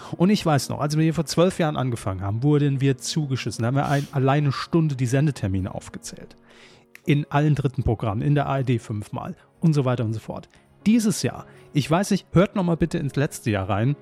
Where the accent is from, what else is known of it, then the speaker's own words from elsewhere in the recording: Saarland, Germany; Wir als gebürtige Saarländer